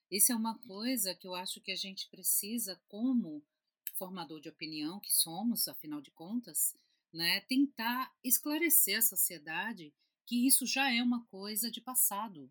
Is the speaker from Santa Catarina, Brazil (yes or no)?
no; Recife, Pernambuco, Brazil; eu sou de Recife, Pernambuco